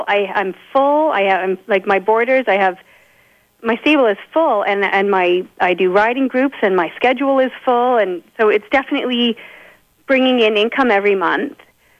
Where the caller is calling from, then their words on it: Lindsay, Ontario, Canada; I'm calling from Lindsay.